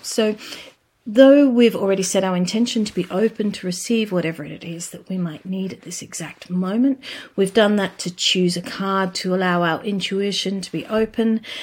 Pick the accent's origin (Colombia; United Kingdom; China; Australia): Australia; I come from Australia.